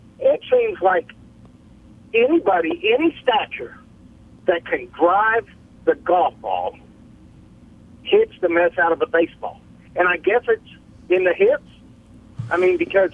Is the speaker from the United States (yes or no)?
yes; Columbus, Georgia, United States; I graduated from Spencer High School in Columbus, Georgia